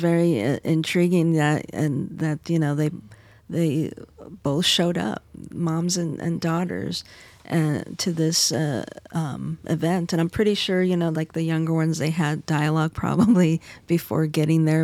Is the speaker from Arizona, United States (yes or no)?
yes; Arizona, United States; my home state, Arizona